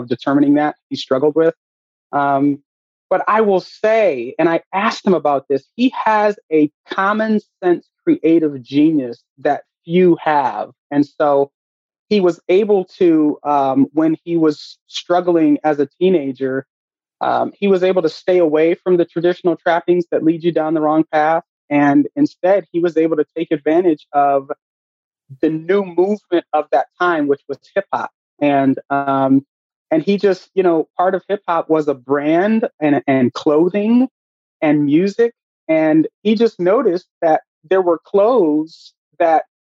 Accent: Akron, Ohio, United States; I'm born and raised in Akron, Ohio

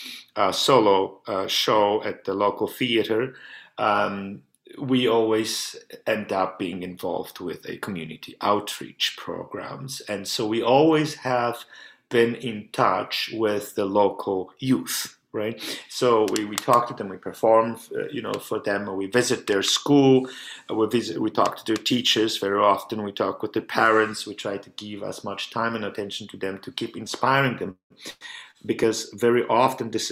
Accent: Poland; also born or lived in United States / France / Prague; now in Canada; I'm originally from Poland

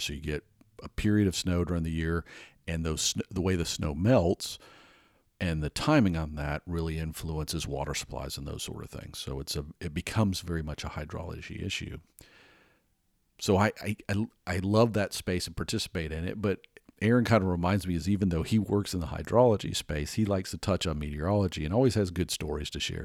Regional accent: Atlanta, Georgia, United States; moved away; growing up in Atlanta.

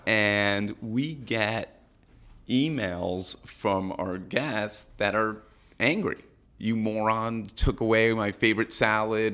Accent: New York City, New York, United States; also born or lived in Madison, Wisconsin; We're both from New York City

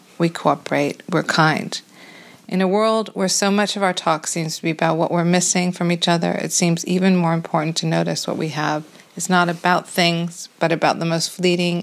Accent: United States; now in London, United Kingdom; As an American living in London

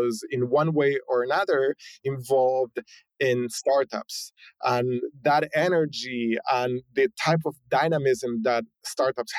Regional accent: Argentina; moved away as an adult; also born or lived in San Francisco, United States; now in United States; I was born and raised in Argentina, spent, you know, most of my 20s in Argentina, moved here to the US in my late 20s

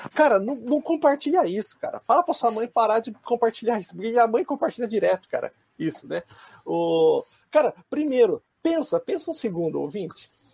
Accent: Brazil; moved away as an adult; now in Japan; eu cresci no Brasil

